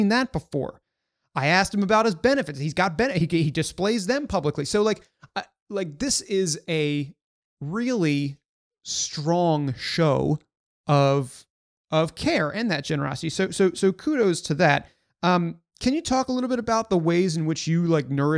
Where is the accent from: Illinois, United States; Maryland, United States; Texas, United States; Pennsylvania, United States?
Maryland, United States; Baltimore; I also grew up in the DC, or I grew up in Baltimore.